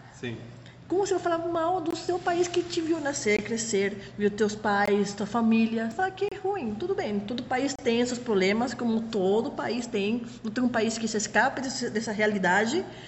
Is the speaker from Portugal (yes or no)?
no; Panama City, Panama; accent: Panamanian; first language Spanish; Portuguese is a second language; moved away as an adult; now in São Paulo, Brazil; eu nasci na cidade do Panamá mesmo, mas eu moro na região de Panamá Oeste